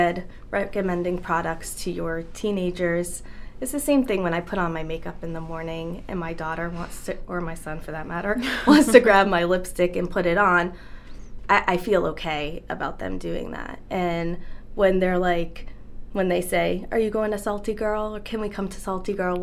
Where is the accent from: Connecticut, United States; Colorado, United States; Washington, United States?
Connecticut, United States; moved away as an adult; also born or lived in Boston, Massachusetts; now in Kennebunk, United States; I grew up in Connecticut, so this has always felt more like home